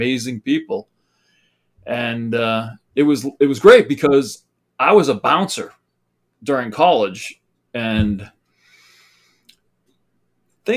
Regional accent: Boston, Massachusetts, United States; moved away as an adult; now in New Hampshire, United States; Originally, I was in Boston and Massachusetts

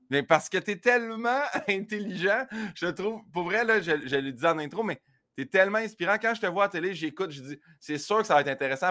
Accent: Saint-Hyacinthe, Quebec, Canada; à Saint-Hyacinthe, ma ville natale

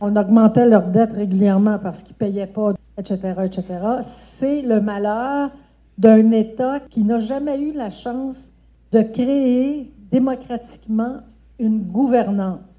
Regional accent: Saint-Louis, Senegal; Moi, je suis de Donc, à Saint-Louis, il n'y a pas de violence. À Dakar, un peu, mais pas beaucoup.

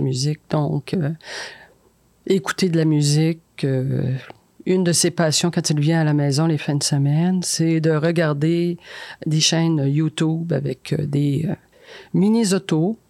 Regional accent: Chibougamau, Quebec, Canada; moved away; je viens de Chibougamau

